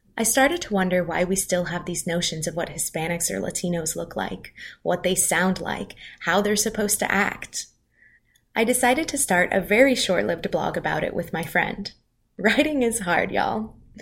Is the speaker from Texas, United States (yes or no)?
yes; El Paso, Texas, United States; moved away; I was born and raised in the Sun City, El Paso, Texas